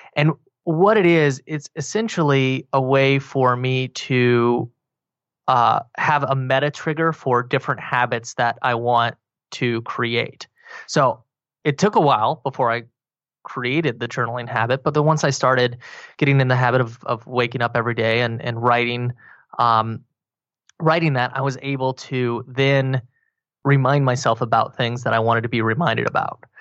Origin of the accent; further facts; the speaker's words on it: Wyoming, United States; also born or lived in Colorado; now in Austin, United States; I grew up in Wyoming, and then I moved to Colorado